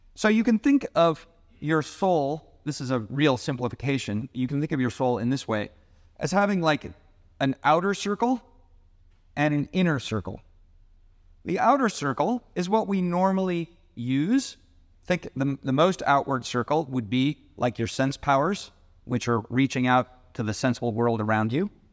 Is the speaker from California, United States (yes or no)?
no; Seattle, Washington, United States; moved away; I grew up in Seattle